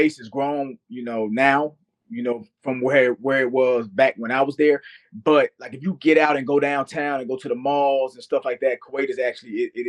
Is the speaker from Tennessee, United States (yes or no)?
yes; Memphis, Tennessee, United States; moved away as an adult; also born or lived in Delaware / Columbus, Mississippi / Italy; now in Houston, United States; I am from Memphis, Tennessee, very proudly from Memphis, Tennessee. Man, I've lived around the world, but that is my home. My mom still lives there. My sisters, I still got, you know, cousins, friends there that I grew up with. So, man, I'm a Memphian.